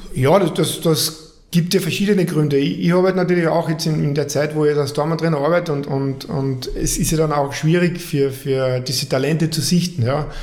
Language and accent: German; Carinthia, Austria; moved away; angefangen hat alles in, in Kärnten wie mit meinen anderen fünf Brüdern auch